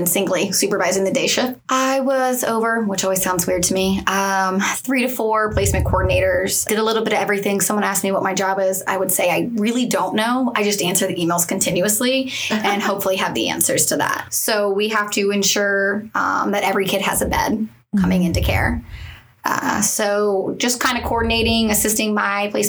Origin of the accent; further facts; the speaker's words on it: East Coast of Florida, United States; I'm from the East Coast of Florida